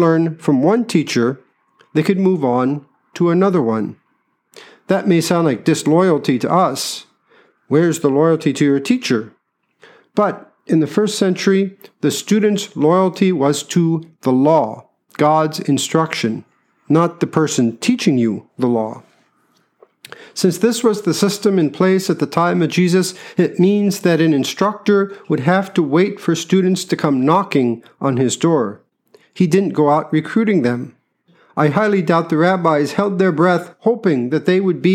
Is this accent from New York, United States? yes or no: no; Iowa, United States; moved away as an adult; also born or lived in Minnesota; I myself left my home state of Iowa to be educated in Minnesota